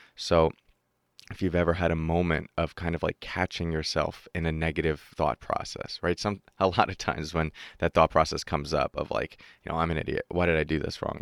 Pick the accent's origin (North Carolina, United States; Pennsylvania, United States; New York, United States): New York, United States; I'm from New York, uh, the U S.